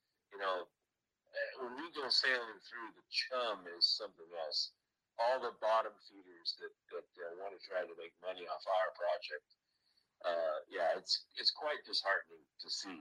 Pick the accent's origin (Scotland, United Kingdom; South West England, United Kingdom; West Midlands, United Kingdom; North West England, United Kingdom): Scotland, United Kingdom; Stranraer; Stranraer, which is my hometown in Scotland